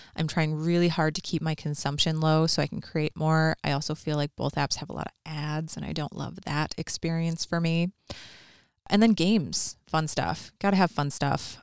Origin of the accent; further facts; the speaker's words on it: Minnesota, United States; I'm definitely from Minnesota.